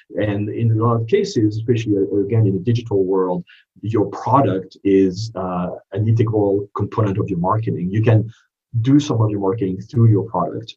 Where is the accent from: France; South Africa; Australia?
France; English is a second language; moved away as an adult; also born or lived in East Coast, United States; now in United States; I didn't grow up in this country. I grew up in France, uh, but went to business school uh, on the East Coast um, and decided to stay and become a citizen at a later date